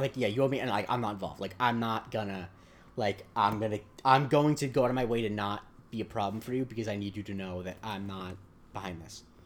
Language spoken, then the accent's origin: English; Southwest Florida, United States; I'm from Southwest Florida